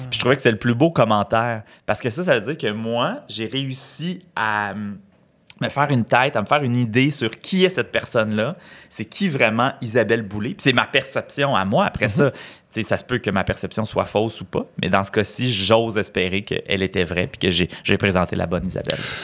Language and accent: French; Saint-Alphonse-de-Granby, Quebec, Canada; moved away; Je suis né à Saint-Alphonse de Grimby, petit village euh, des cantons de l'Est